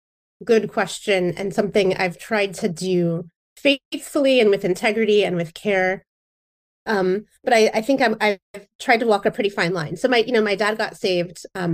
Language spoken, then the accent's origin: English; Indiana, United States; moved away as an adult; now in Seattle, United States; I grew up in Indiana, so I was born and raised in the Midwest, and moved out with my husband to try intentional community and living with friends in the early 2000s